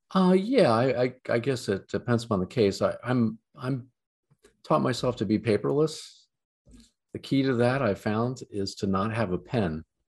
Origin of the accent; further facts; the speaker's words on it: London, Ohio, United States; now in Columbus, United States; a small town called London, seven thousand people in the middle of the Corn Belt